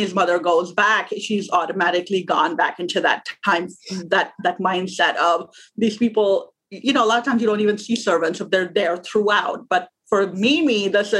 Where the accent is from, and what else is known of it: Pakistan; born or raised there; moved away as an adult; now in United States